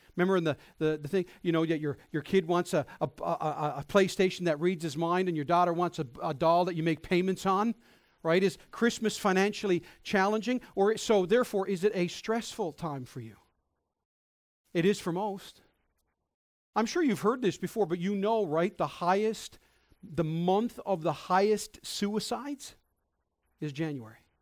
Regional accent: Newfoundland and Labrador, Canada; in my forty-odd years of life, I've taken being a Newfoundlander for granted

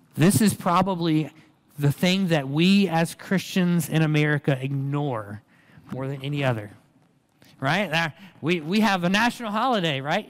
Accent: Reidsville, North Carolina, United States; born or raised there; also born or lived in Durham, North Carolina

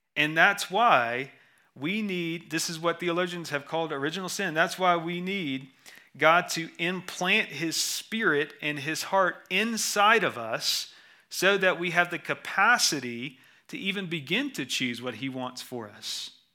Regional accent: Georgia, United States; moved away; also born or lived in Texas; I'm from Georgia

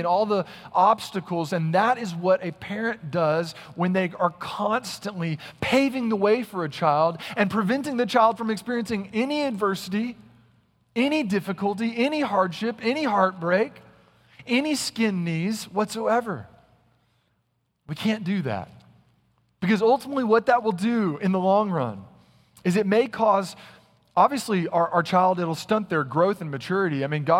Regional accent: North Carolina, United States; Now listen up, this is Texas, and y'all know I'm from North Carolina, if you read my bio, and so you know we have more snowplowers than you.

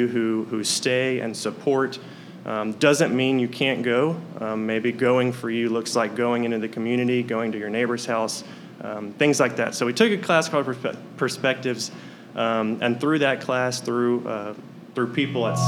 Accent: Hammond, Louisiana, United States; also born or lived in Ruston, Louisiana; now in Lake Charles, United States; I'm from Hammond, Louisiana

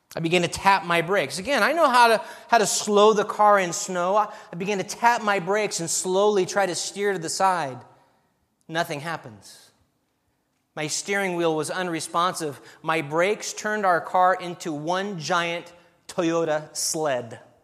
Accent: California, United States; moved away as an adult; also born or lived in Albania; I'm from California

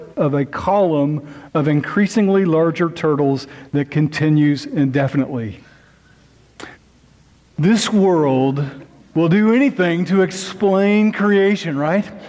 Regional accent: near Lake Thunderbird, Oklahoma, United States; just about 20 or 30 minutes away from my hometown

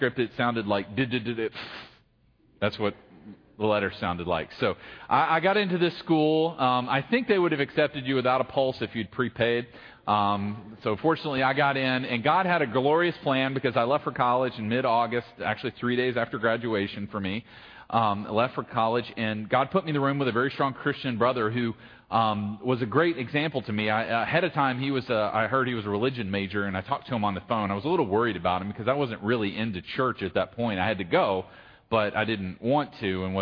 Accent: Gloucester, Virginia, United States; I grew up in Gloucester

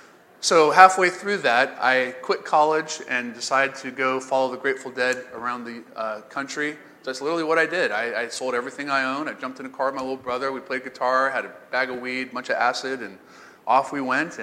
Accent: the Bible Belt, United States; I grew up in the Bible Belt, and church and Christians and the clothes you wear on Sunday, all that stuff for me was pretty tough.

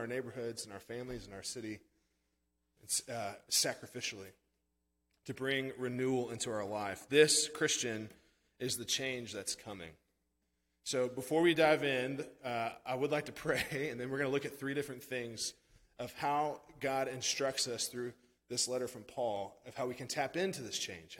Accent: Branson, Missouri, United States; moved away as an adult; also born or lived in St. Louis, Missouri; now in Texas, United States; I'm from Branson

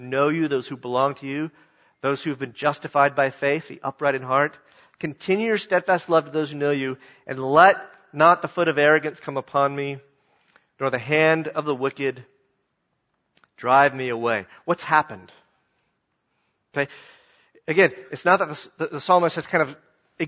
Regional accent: the South, United States; I'm a Southerner

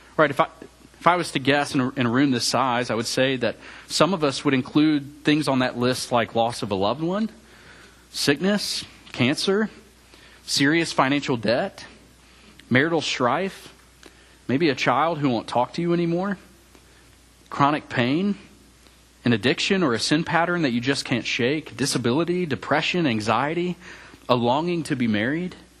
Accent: Memphis, Tennessee, United States; moved away as an adult; also born or lived in Mississippi State University, Mississippi / Auburn, Alabama / Charlotte, North Carolina; now in College Station, United States; I grew up in Memphis, Tennessee

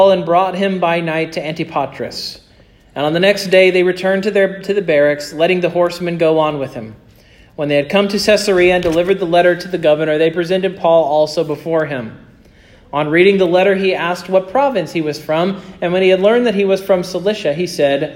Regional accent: Kansas, United States; moved away; I'm from Kansas

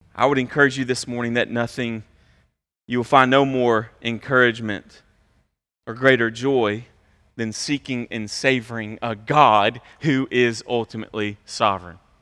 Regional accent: United States; us as westernized American people

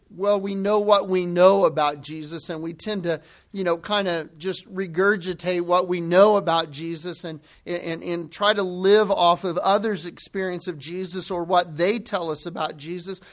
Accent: the Bible Belt, the South, United States; Growing up in the Bible Belt

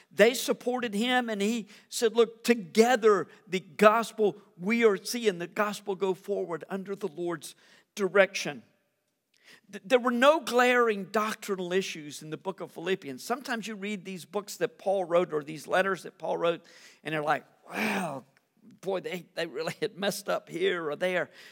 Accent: United States; As an American

